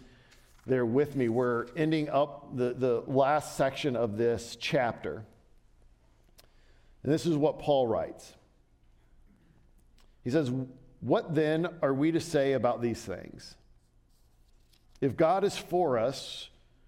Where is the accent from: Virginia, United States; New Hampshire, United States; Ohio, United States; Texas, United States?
Ohio, United States; Southern; When I was a kid in middle school, I grew up in Southern Ohio